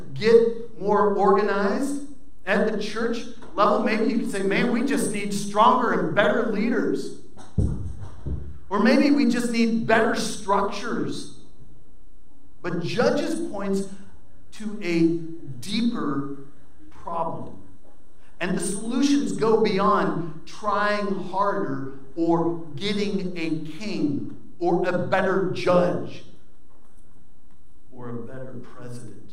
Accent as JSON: {"language": "English", "country": "United States", "said": "we as American Christians"}